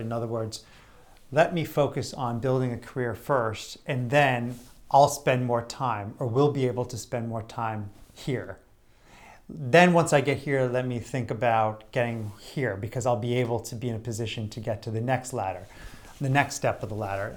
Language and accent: English; Greenwich, Connecticut, United States; local business people that I knew growing up in Greenwich, Connecticut